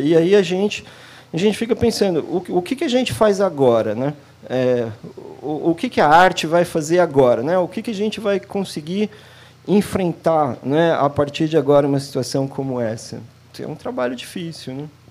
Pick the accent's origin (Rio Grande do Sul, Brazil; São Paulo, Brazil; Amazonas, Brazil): São Paulo, Brazil; Eu sou de São Paulo